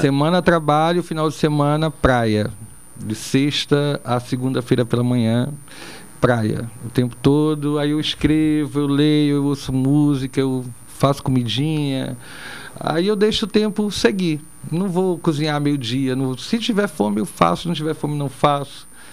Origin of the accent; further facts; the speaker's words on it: Rio de Janeiro, Brazil; also born or lived in Brasília; now in Aracaju, Brazil; eu não sou gaúcho, não, sou carioca, tá? Mas eu moro em Aracaju